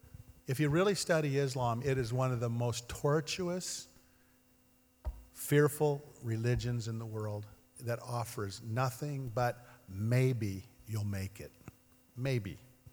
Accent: Ashland, Oregon, United States; well, I'm from Ashland, that would be natural for me to go to New Age

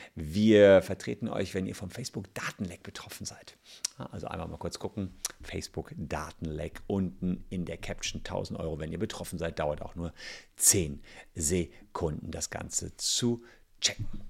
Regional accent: Germany; bei uns in Deutschland

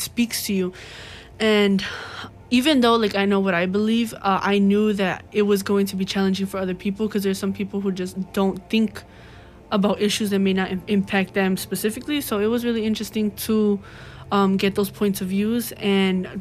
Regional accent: Chicago, Illinois, United States; I'm from the West Lawn community

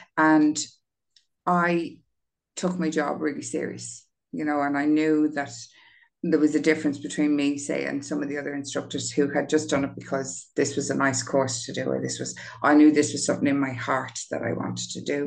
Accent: Dublin, Leinster, Ireland; I grew up on Grand Canal Street beside Lansdowne Road

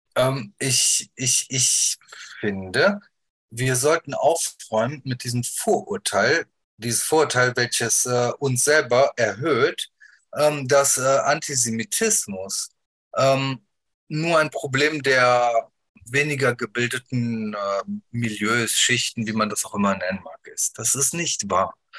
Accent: Wuppertal, North Rhine-Westphalia, Germany; Ich bin geboren in Deutschland, ich bin aufgewachsen hier

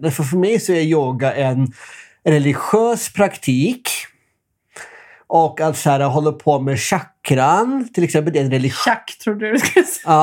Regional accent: Norway; Så ska man ändå veta att här, det är ju där jag kommer ifrån.

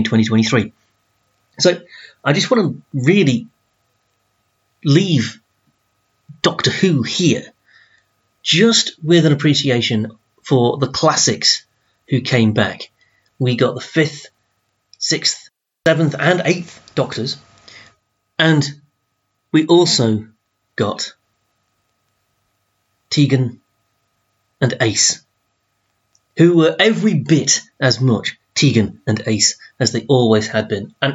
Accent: Doncaster, Yorkshire and the Humber, United Kingdom; I'm from Doncaster, and that's such a Doncaster Sheffield thing.

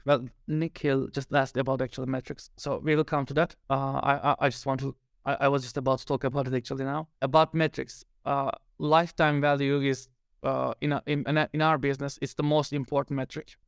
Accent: Turkey; now in Finland; I live in Finland. I'm original from Turkey

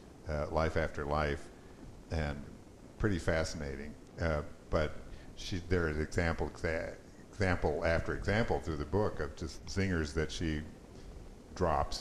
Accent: United States; because we're American

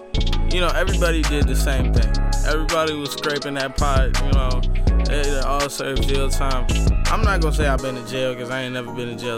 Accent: Chicago, Illinois, United States; I'm from Chicago, Illinois.

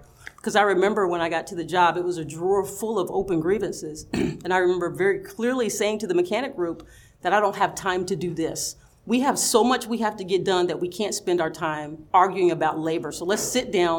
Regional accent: Knoxville, Tennessee, United States; moved away as an adult; also born or lived in Nashville, Tennessee / Omaha, Nebraska / Edison, New Jersey; I did get to stay in my hometown. It was local, and I liked that. I'm very close to my family, very close to my parents, my grandparents. My entire family lived in Knoxville.

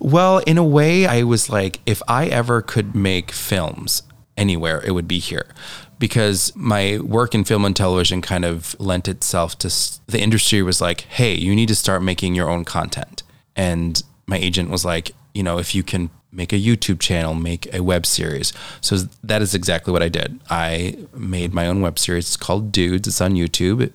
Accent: Janesville, Wisconsin, United States; moved away as an adult; also born or lived in Stevens Point, Wisconsin / Los Angeles, California; now in Door County, United States; I am originally from Janesville, Wisconsin.

